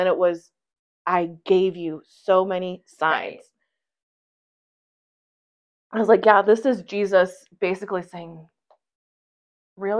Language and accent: English; United States; we're from America